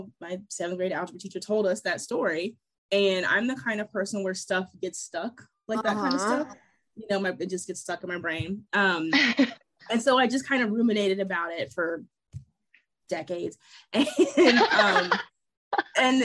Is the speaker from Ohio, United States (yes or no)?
yes; Ohio, United States; moved away; I'm originally from Ohio